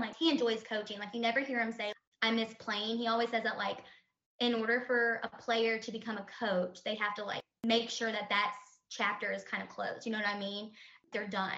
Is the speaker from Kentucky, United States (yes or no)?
yes; Kentucky, United States; also born or lived in Louisville, Kentucky; we live in Louisville, Kentucky, but that could always change. But we're both from Kentucky